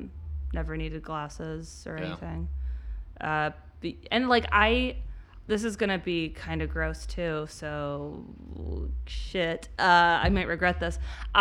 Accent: Midwest, United States; we're from the Midwest

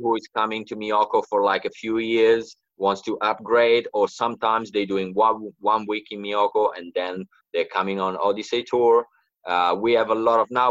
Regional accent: Italy; moved away as an adult; now in Australia; I moved to Australia like eight years ago, and uh, I'm from Italy, uh, the Italian side of the Alps.

